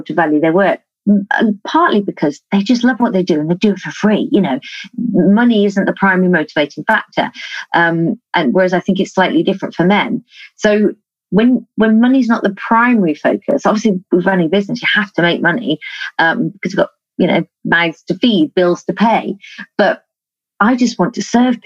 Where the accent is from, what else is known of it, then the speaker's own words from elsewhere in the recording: United Kingdom; We're quite British